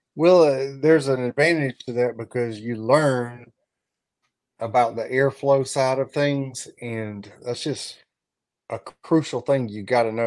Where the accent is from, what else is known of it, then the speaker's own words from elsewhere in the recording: North Augusta, South Carolina, United States; moved away as an adult; also born or lived in Columbia, South Carolina; now in South Georgia, United States; my family's from around Columbia, but I grew up in North Augusta.